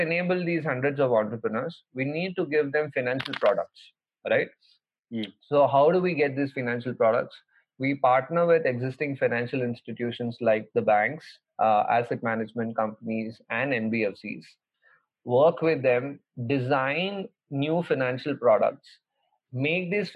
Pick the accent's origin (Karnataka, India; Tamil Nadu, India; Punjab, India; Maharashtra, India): Karnataka, India; Kolar; moved away; in my hometown in Kolar